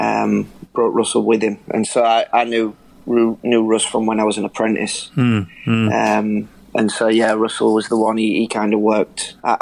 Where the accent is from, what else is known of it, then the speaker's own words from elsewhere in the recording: near Bridlington and Scarborough, Yorkshire and the Humber, United Kingdom; Yeah, I grew up out near Bridlington and Scarborough. And York was really local to me.